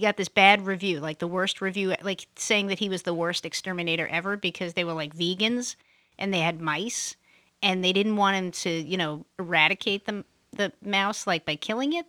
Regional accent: New York City, New York, United States; moved away; I'm from Brooklyn, I grew up in Brooklyn.

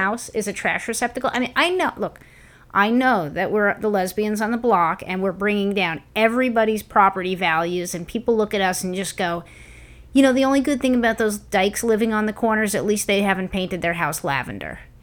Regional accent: New York, United States; moved away; growing up in New York

